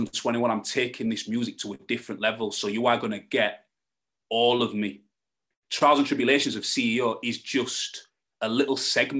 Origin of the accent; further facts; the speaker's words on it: Hull, Yorkshire and the Humber, United Kingdom; accent: Hull; I'm from Yorkshire